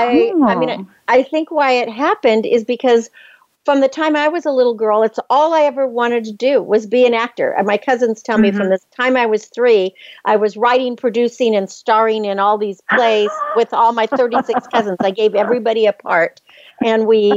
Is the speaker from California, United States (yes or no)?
yes; Napa Valley, California, United States; growing up here growing up in Napa Valley and living in the Bay Area